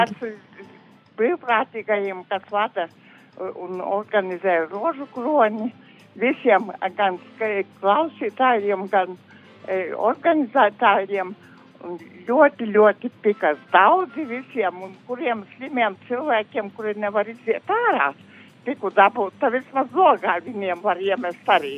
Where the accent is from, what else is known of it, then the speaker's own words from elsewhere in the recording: Balvi Municipality, Latgale, Latvia; moved away; uz savu latgales puses baunovadu. novadu E, uz saviem radiem, draugiem, kas man tur ir, uz manu dzimto pusīti